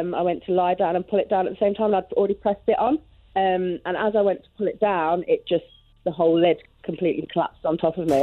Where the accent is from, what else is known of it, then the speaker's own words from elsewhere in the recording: Loughborough, East Midlands, United Kingdom; I'm from Loughborough, but I have an accent that nobody can ever place. I think it's like a mishmash of accents.